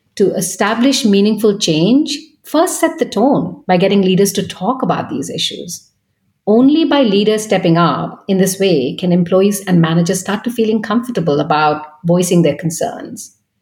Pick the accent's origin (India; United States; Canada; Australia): India; Kolkata, West Bengal; moved away as an adult; also born or lived in Paris / Munich / Vienna; now in London, United Kingdom; I'm originally from India in Kolkata. Um, I was born and bred there